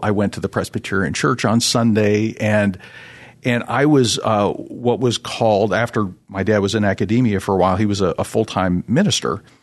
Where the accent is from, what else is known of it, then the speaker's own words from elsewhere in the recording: Toronto, Ontario, Canada; I'm originally from the Toronto, Canada area.